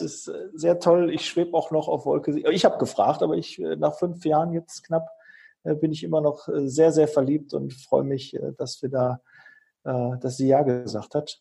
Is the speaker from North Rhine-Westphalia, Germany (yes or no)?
yes; Bochum, North Rhine-Westphalia, Germany; moved away; ich komme ja ursprünglich aus Bochum